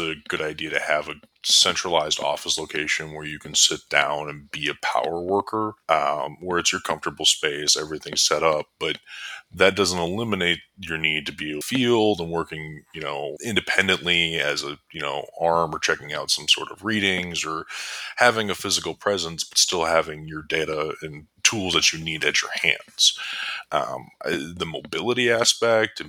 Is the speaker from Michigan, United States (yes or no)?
no; Pick City, North Dakota, United States; now in Fargo, United States; I was born and raised in North Dakota.